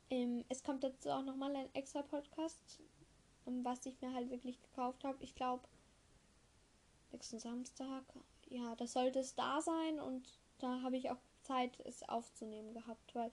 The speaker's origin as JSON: {"language": "German", "region": "Eastern Austria", "country": "Austria", "said": "bei uns im Osten, in Österreich, haben wir wieder einen Lockdown."}